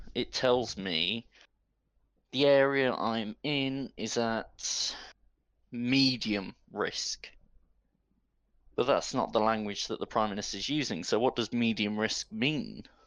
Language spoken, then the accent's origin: English; Midlands, United Kingdom; I'm from the Midlands